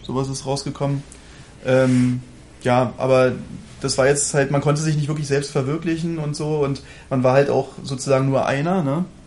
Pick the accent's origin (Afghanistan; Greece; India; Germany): Germany; als Deutscher